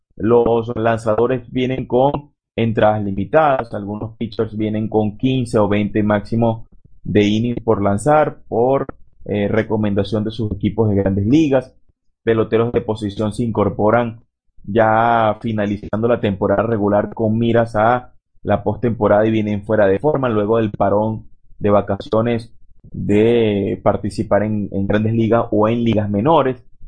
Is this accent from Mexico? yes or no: no; Venezuela; acá en nuestro país